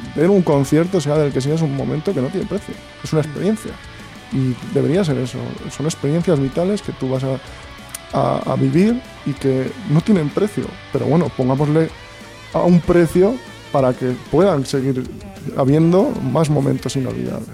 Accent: Santurce, Basque Country, Spain; somos de Santurce

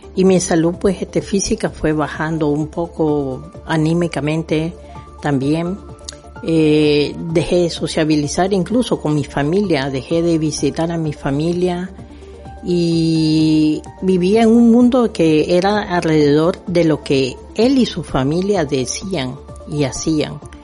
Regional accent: Nicaragua; moved away; mi país, en Nicaragua

